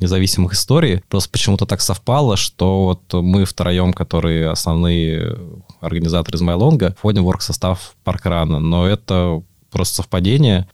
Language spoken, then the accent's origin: Russian; Moscow, Russia; Я сам вырос в Москве, в Измайле